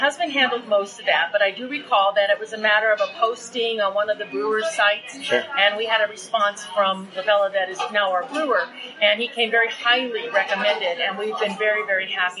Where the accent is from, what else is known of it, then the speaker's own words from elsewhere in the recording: Grand Lake, Colorado, United States; we grew up in Grand Lake